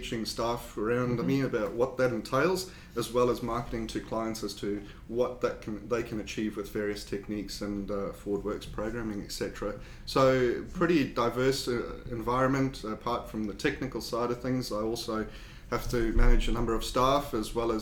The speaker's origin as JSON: {"language": "English", "country": "South Africa", "also_born_or_lived": "United Kingdom / New Zealand", "accent": "South African", "moved": "yes", "lives_now": "South Australia, Australia", "said": "obviously from my accent, I'm not from New Zealand. I've got a South African accent"}